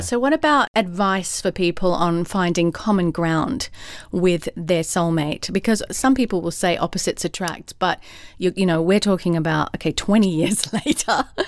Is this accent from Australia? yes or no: yes; Australia; also born or lived in London, United Kingdom / California, United States; now in Atlanta, United States; I'm an Aussie in Atlanta, Georgia, U S